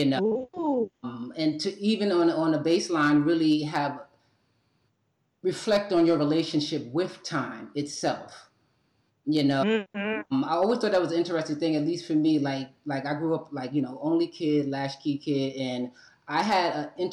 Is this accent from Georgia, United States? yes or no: no; New York City, New York, United States; moved away; also born or lived in Atlanta; I was born and raised in New York City, right? And my heart is in New York City, but I'm physically in Atlanta